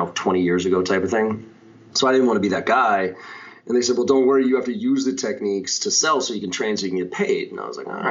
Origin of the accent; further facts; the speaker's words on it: Boston, Massachusetts, United States; also born or lived in Maryland; I grew up here in Boston, still live here